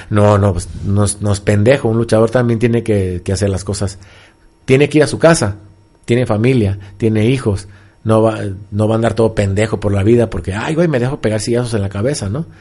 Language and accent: Spanish; Mexico; nosotros como mexicanos y como luchadores